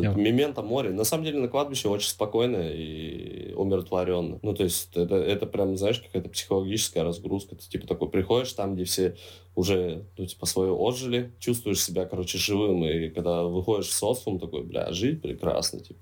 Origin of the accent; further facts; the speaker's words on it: Zheleznogorsk, Krasnoyarsk Krai, Russia; now in Saint Petersburg, Russia; как же хочется на родину. Ну, правда, знаешь, один день побыть на родине